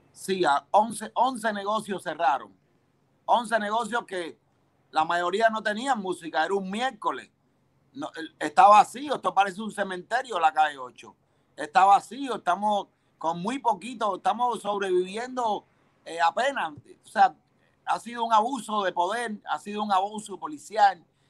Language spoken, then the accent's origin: Spanish; Cuba; moved away as an adult; now in United States; salí de Cuba en el año 92